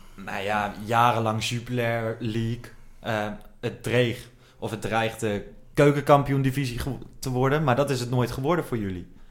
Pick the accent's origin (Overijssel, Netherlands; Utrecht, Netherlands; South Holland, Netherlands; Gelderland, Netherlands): Gelderland, Netherlands; Apeldoorn; Ik werd geboren in Apeldoorn